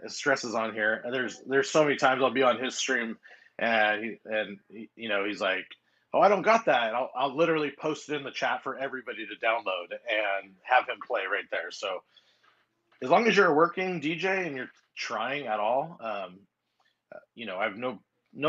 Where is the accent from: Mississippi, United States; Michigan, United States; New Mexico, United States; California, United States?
California, United States; Long Beach; Long Beach, California.